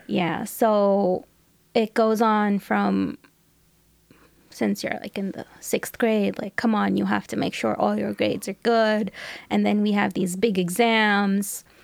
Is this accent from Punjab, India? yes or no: no; New Delhi, Delhi, India; moved away; also born or lived in Hong Kong / Australia; I was born in New Delhi, in India